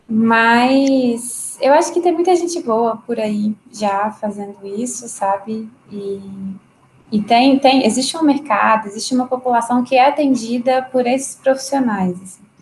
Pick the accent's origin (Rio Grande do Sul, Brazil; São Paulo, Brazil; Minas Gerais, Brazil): Minas Gerais, Brazil; Caparaó; moved away as an adult; now in Belo Horizonte, Brazil; Eu sou de Caparaó. É Caparaó? uma cidadezinha no interior de Minas, é, já na divisa do estado de Minas com o Espírito